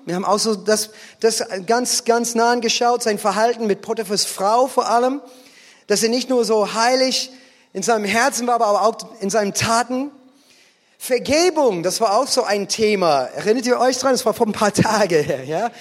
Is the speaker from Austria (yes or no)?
no; United States; German is a second language; moved away; als Amerikaner